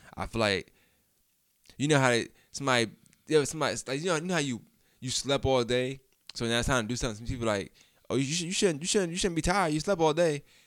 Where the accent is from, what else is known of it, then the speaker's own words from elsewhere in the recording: New York, United States; I'm from New York